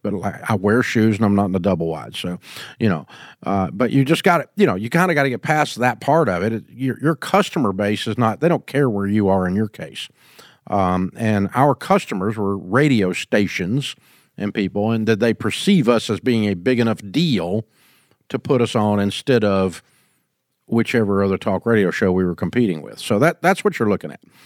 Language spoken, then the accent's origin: English; Nashville, Tennessee, United States; I grew up in Nashville.